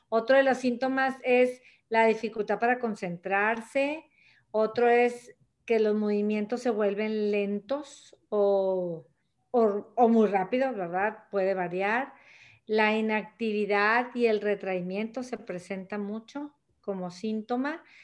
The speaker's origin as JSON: {"language": "Spanish", "town": "Monterrey", "region": "Nuevo León", "country": "Mexico", "tie": "born there", "said": "desde Monterrey, Nuevo León, México, eh, donde yo nací, donde yo resido y trabajo"}